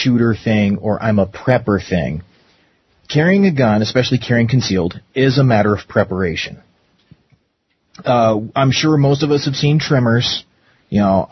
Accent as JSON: {"language": "English", "region": "Arizona", "country": "United States", "tie": "born or raised there", "said": "growing up in Arizona for so long."}